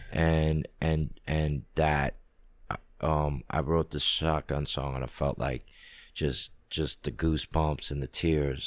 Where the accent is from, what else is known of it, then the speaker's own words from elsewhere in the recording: Washington, District of Columbia, United States; I grew up in D C.